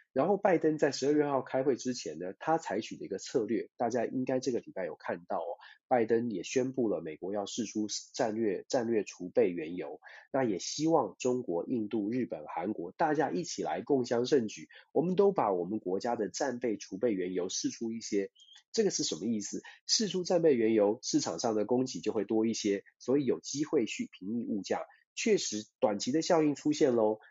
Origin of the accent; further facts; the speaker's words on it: Taiwan; 我们，包括我自己，我们在台湾长大